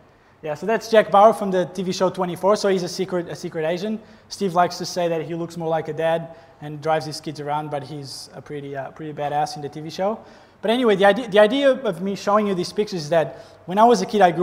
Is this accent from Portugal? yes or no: yes; Portugal; moved away as an adult; now in Gold Coast, Australia; I'm not Australian. I'm Portuguese, from that country far away. I'm 30 years old. I came to Australia about 7 years ago